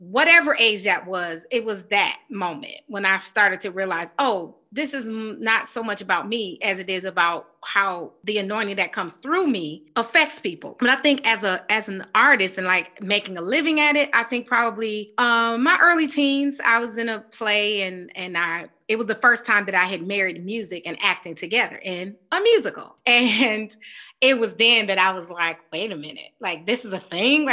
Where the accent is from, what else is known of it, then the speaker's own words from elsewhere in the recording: Detroit, Michigan, United States; now in New York, United States; I grew up in Detroit at a church called Greater Grace Temple.